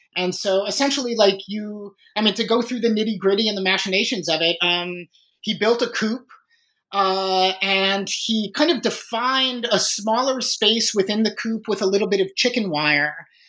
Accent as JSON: {"language": "English", "town": "Chicago", "region": "Illinois", "country": "United States", "tie": "born or raised there", "said": "I was born and raised in Chicago"}